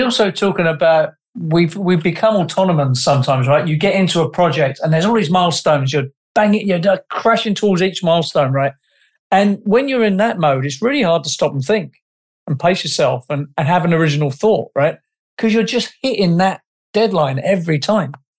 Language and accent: English; England, United Kingdom; I'm an Englishman